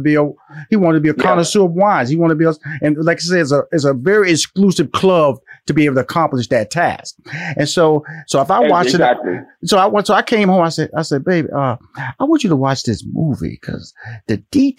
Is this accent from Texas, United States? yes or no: yes; Houston, Texas, United States; When you talk about Memphis, I'm from Houston, Texas. I'm a Texas boy.